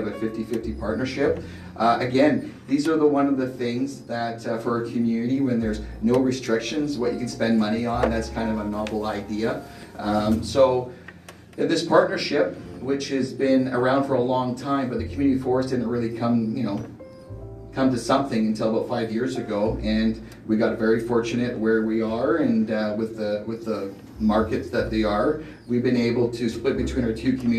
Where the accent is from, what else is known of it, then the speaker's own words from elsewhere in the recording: Ucluelet, British Columbia, Canada; born and raised in Yuki